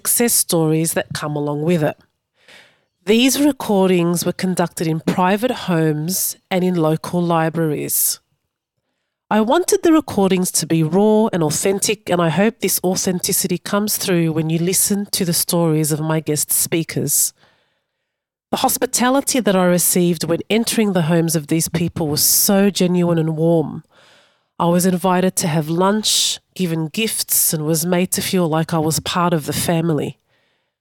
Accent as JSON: {"language": "English", "town": "Melbourne", "region": "Victoria", "country": "Australia", "tie": "born or raised there", "also_born_or_lived": "Sydney", "said": "I was born in Sydney to Egyptian parents and grew up in Melbourne."}